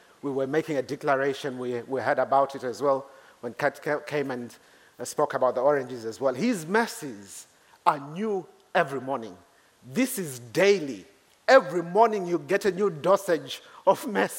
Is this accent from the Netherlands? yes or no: no; Zimbabwe; moved away as an adult; now in Reading, United Kingdom; I come from Zimbabwe